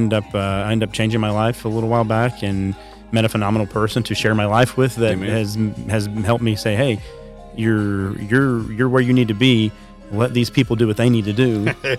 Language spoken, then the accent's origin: English; right outside of Chicago, Illinois, United States; now in Northwest Arkansas, United States; I grew up right outside of Chicago